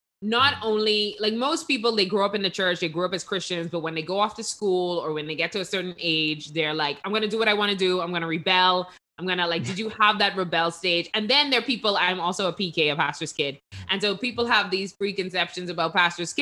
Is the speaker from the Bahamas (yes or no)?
yes; Bahamas; We're from the Bahamas